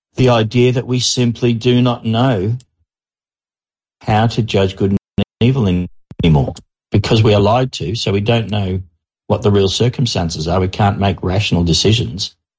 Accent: Australia; I'm an Australian mining engineer

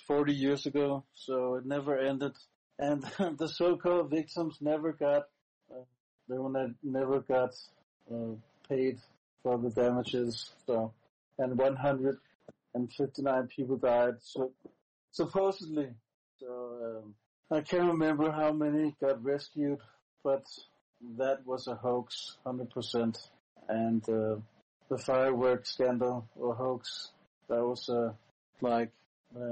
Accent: Denmark; first language Danish; English is a second language; I mostly talk in my native language, Danish

